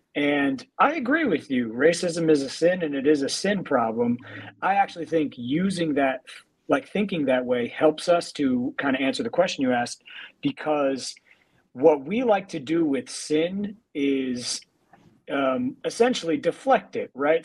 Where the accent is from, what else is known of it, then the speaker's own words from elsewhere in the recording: New York, United States; being in New York, like as a New Yorker